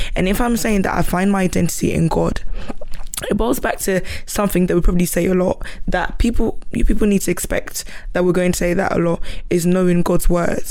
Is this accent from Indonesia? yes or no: no; Ghana; moved away; I wasn't born here. I came from Ghana